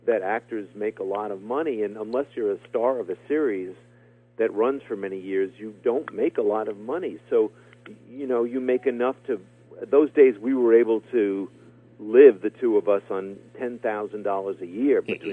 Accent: New York City, New York, United States; I grew up in Flushing, Queens, in a very little apartment

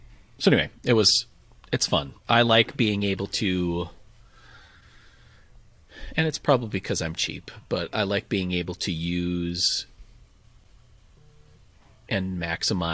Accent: Appleton, Wisconsin, United States; my hometown in Appleton, Wisconsin

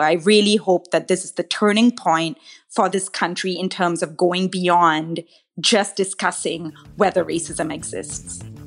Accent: Malaysia; now in Canada; I didn't grow up here, I grew up in Malaysia

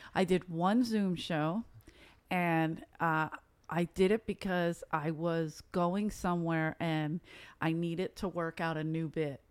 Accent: Philadelphia, Pennsylvania, United States; now in Los Angeles, United States; originally I'm from South Philly

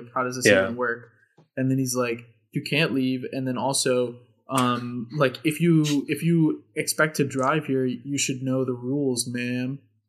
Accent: Virginia, United States; we're from Virginia.

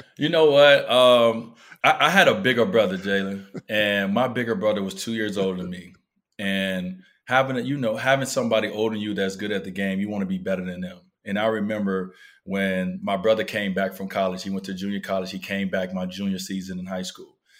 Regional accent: Chicago, Illinois, United States; moved away; I grew up in Chicago

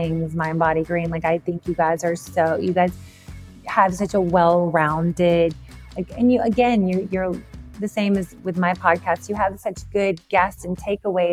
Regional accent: the South, United States; I'm from the South

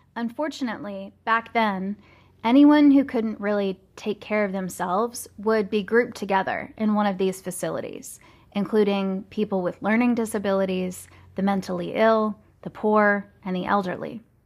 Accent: Louisville, Kentucky, United States; my hometown of Louisville, Kentucky

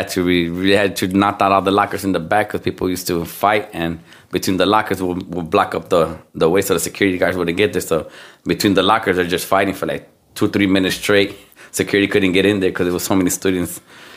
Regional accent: Chicago, Illinois, United States; also born or lived in Houston, Texas; well, I was born in Houston, Texas. If you guys didn't know that. Then we moved to Chicago, Humboldt Park. Been there most of my life. Been there for more than 33 years now.

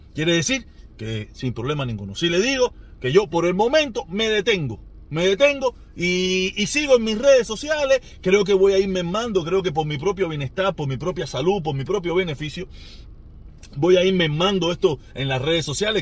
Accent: Cuba; moved away; mi pueblo

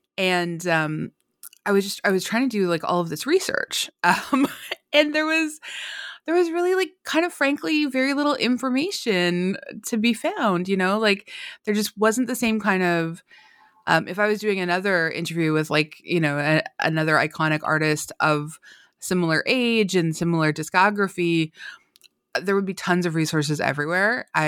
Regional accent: Canada; Well, I think, you know, like a lot, I'm Canadian, and so I think like a lot of Canadians

